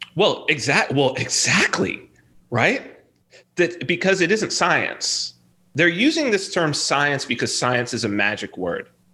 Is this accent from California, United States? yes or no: yes; Southern California, United States; I'm from Southern California